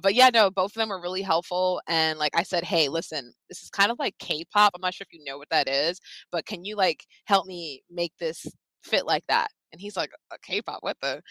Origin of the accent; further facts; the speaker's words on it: Long Island, New York, United States; I grew up on Long Island